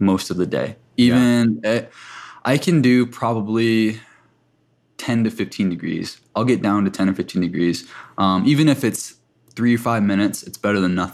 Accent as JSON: {"language": "English", "region": "South Dakota", "country": "United States", "tie": "born or raised there", "said": "I come from a tribe in South Dakota, and I spent most of my childhood on the reservation"}